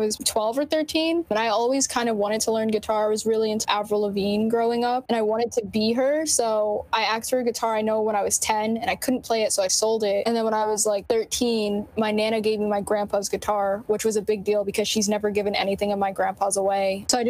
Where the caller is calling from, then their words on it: New Jersey, United States; We're all in different areas of Central Jersey